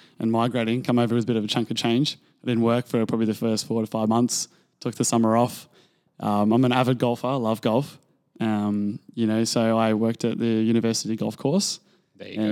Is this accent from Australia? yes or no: yes; Perth, Western Australia, Australia; moved away as an adult; now in Vancouver, Canada; Coming from Australia, we, generally on the West Coast, have no snow